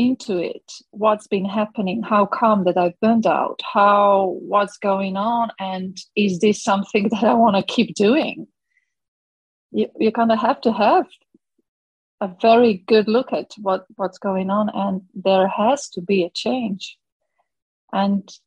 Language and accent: English; Ljubljana, Slovenia; I am from the only country with love in its name, Slovenia. I'm from Ljubljana